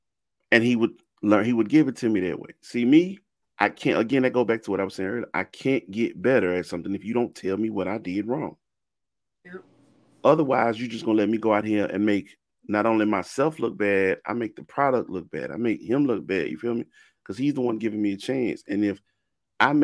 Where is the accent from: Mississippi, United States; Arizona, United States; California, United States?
Mississippi, United States; I'm from Mississippi